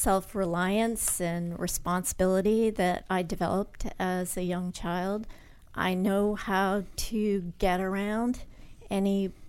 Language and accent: English; New Hampshire, United States; also born or lived in Connecticut; Born in Connecticut, but did most of my growing up in New Hampshire.